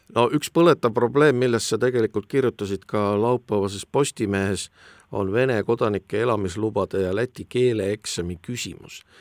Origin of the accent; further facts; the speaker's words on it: Estonia; meid, eestlasi